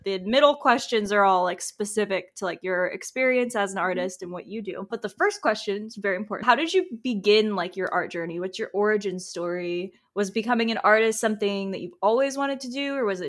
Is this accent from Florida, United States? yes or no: yes; Tampa, Florida, United States; I'm from Tampa, Florida, and I have never left